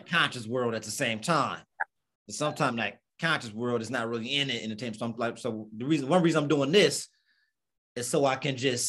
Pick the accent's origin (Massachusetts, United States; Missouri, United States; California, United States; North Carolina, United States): California, United States; being from California, you know, it's mountainous, right?